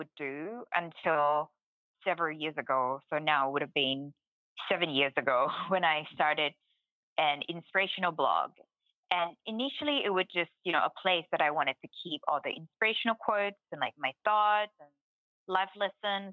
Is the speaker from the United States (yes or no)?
no; Thailand; I was born in Thailand